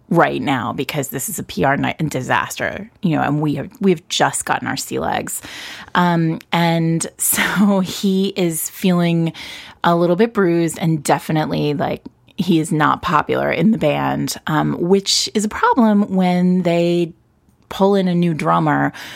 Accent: New York City, New York, United States; me being a New Yorker.

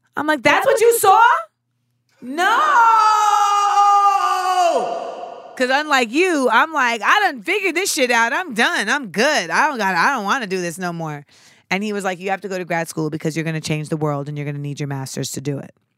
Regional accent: Orlando, Florida, United States; moved away; I grew up in Orlando, Florida.

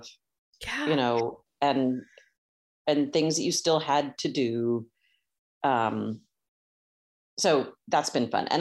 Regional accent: North Carolina, United States; I grew up in North Carolina.

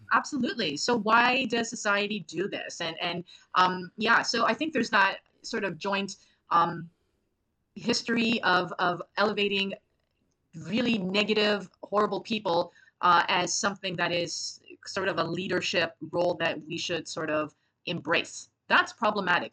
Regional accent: Lac La Ronge, Saskatchewan, Canada; now in Montreal, Canada; I'm originally from Lac La Ronge, Saskatchewan

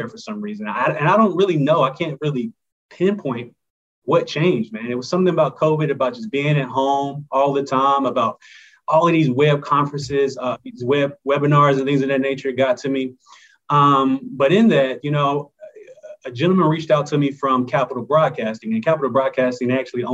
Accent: Greensboro, North Carolina, United States; I grew up in Greensboro, North Carolina, not too far

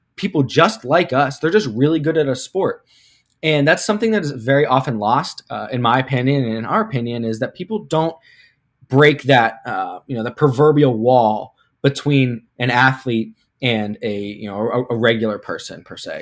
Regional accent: Pittsburgh, Pennsylvania, United States; moved away as an adult; now in Cleveland, United States; I'm from Pittsburgh, but I went to school in Ohio, Baldwin Wallace University up here in Cleveland

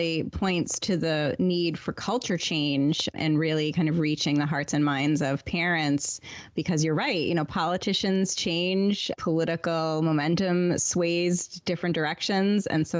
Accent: Weymouth, Massachusetts, United States; I'm born and raised in the Boston area and also a big Boston sports fan.

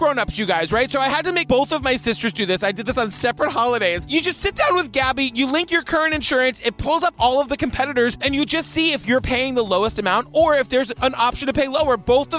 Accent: Massachusetts, United States; I grew up in Massachusetts.

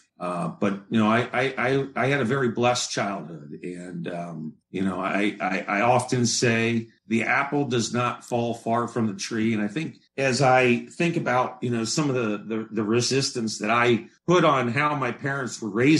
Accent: Cincinnati, Ohio, United States; also born or lived in Chicago; now in Buffalo, United States; I grew up in Cincinnati, Ohio, and most of my family still lives there

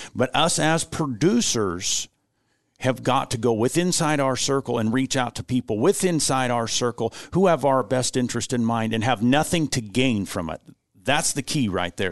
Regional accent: United States; as Americans

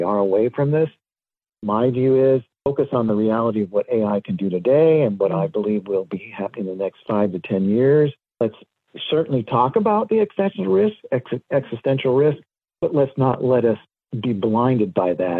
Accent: Southern California, United States; I was born and raised in Southern California, and very lucky in the sense that I lived near Disneyland

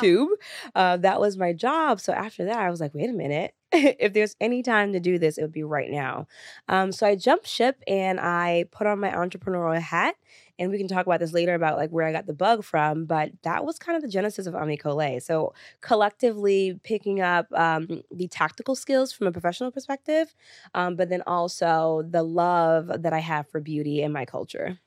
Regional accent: New York City, New York, United States; I'm first generation Sunni Lee's American, born and raised in New York City

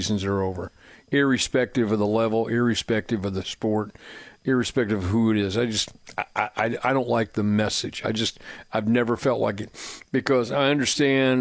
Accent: Plainfield, Indiana, United States; now in Franklin, United States; I'm fortunate to live in Franklin, and I grew up in Plainfield

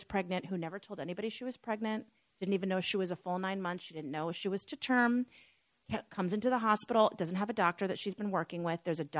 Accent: Los Angeles, California, United States; also born or lived in Tel Aviv, Israel; Born and raised in Los Angeles.

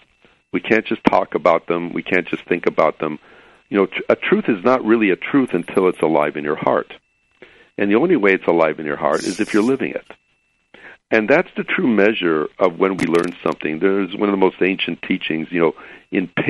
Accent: Chicago, Illinois, United States; now in California, United States; I grew up in Chicago

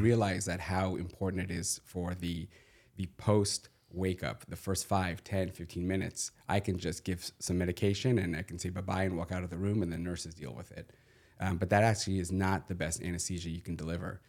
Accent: Southern California, United States; I grew up in Southern California, went to U S C

